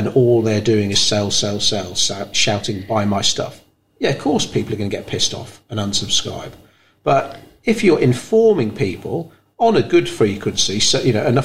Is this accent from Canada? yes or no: no; Bangor, United Kingdom; I was born in Bangor